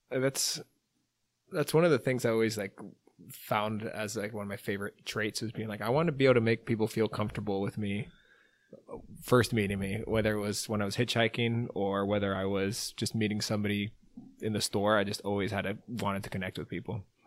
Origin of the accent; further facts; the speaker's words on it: California, United States; I'm from California, lived out there the whole time